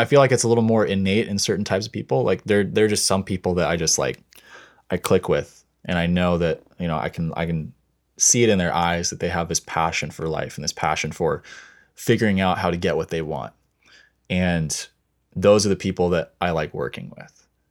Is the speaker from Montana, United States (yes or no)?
yes; Montana, United States; now in Seattle, United States; I grew up in Montana